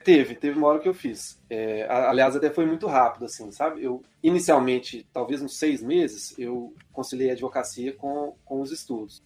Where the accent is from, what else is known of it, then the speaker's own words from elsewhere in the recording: Belo Horizonte, Minas Gerais, Brazil; eu sou de Minas, sou de BH